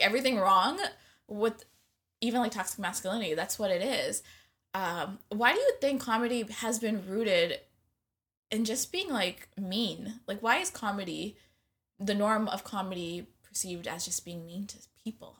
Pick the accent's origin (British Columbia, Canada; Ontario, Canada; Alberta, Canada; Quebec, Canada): Ontario, Canada; Scarborough; I'm also from Scarborough